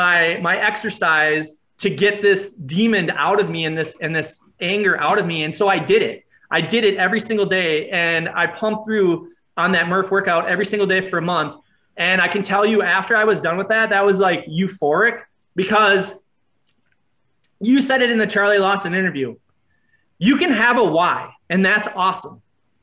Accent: Ireland; Plus I'm Irish. Yeah. So I had to get that out of me.

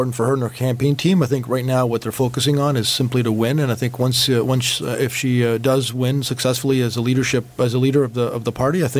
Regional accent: Toronto, Ontario, Canada; I'm a West End boy, born and raised in Etobicoke

